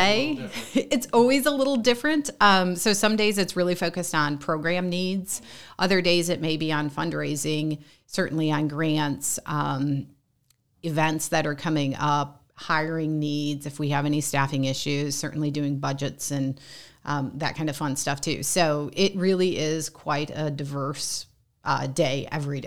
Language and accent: English; St. Joseph County, Michigan, United States; now in South Bend, United States; I'm a transplant, so okay. I grew up in St. Joe County, Michigan.